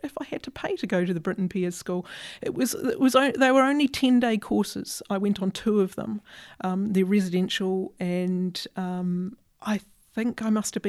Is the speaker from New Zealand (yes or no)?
yes; Christchurch, Canterbury, New Zealand; moved away as an adult; as a New Zealander